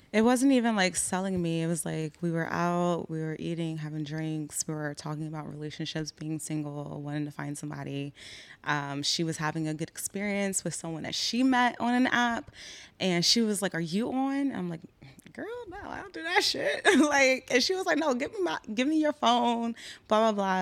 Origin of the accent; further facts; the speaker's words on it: Philadelphia, Pennsylvania, United States; I'm from Philly. I'm thirty-one. I'm Black American